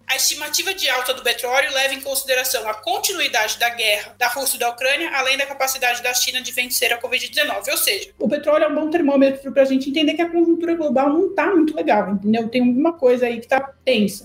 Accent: Brazil; Eu, brasileira

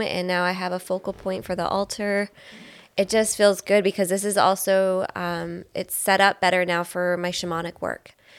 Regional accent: Belleville, Ontario, Canada; moved away; I'm from Belleville originally

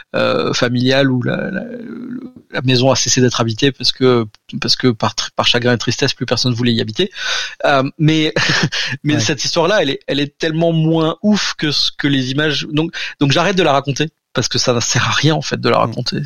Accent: Alsace, Grand Est, France; je suis alsacien

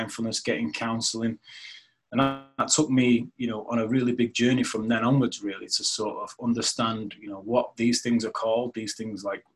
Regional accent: United Kingdom; I grew up like a lot of young men in Women's Shore, because I come from Women's Shore.

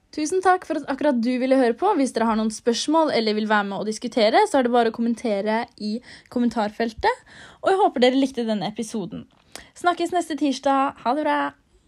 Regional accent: Norway; vi som sitter her hjemme i Norge

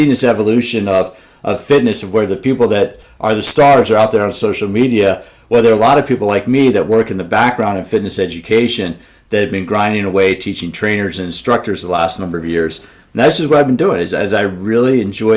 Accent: Washington, District of Columbia, United States; I grew up in the Washington, D.C. area

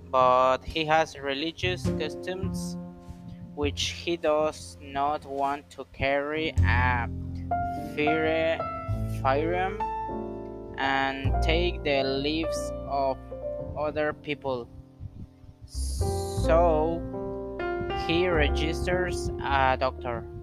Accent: Acapulco, Guerrero, Mexico; English is a second language; I am 21 years old. I come from Acapulco, Guerrero.

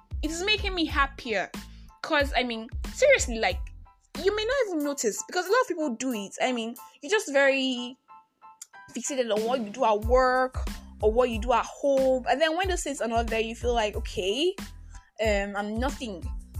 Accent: Nigeria; I am that Nigerian. I am that Nigerian Christian alcoholic.

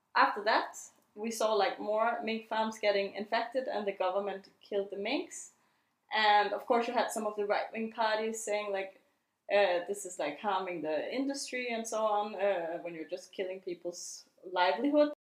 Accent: Denmark; the founder of Comit, and I'm from Denmark.

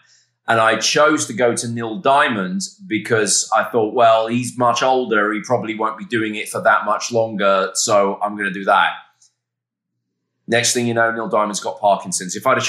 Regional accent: England, United Kingdom; I was aware of him from when I was a little kid growing up in England.

